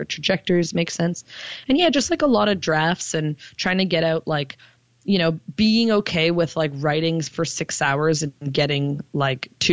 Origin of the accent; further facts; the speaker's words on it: Toronto, Ontario, Canada; also born or lived in Montreal; even though I'm from Toronto, I kind of came up in Montreal because that's where I was doing a lot of my comedy. When I moved back to Toronto